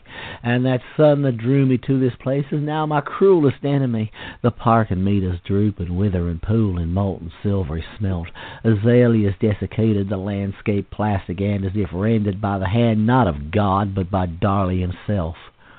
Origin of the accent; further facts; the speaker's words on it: Maryland, United States; also born or lived in South Carolina; I grew up in the South, in places like Harford County, Maryland, and Baltimore, and South Carolina.